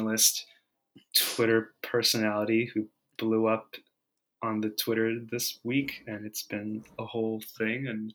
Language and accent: English; United States; also born or lived in China / Singapore; we moved to the States when I was six